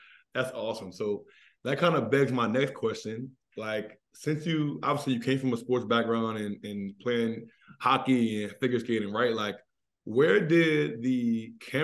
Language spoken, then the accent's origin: English; Maryland, United States; also born or lived in Connecticut; I'm born and raised in Maryland, but I went to college in Connecticut